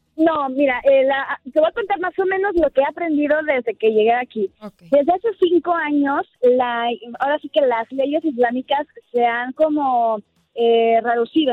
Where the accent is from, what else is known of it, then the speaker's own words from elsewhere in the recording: Mexico; somos mexicanos